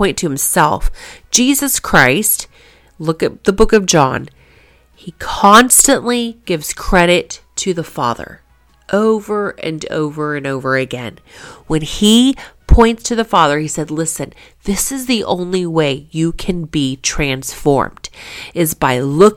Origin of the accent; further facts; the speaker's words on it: Kansas, United States; I was born in Kansas